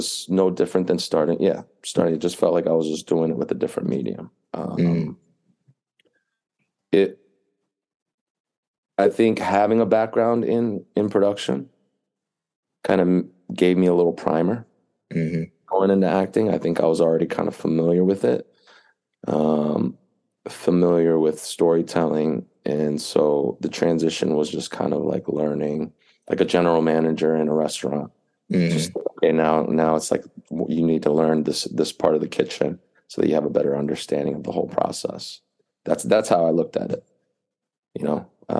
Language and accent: English; East Coast, United States; moved away as an adult; now in California, United States; I grew up on the East Coast. I'm familiar with the East Coast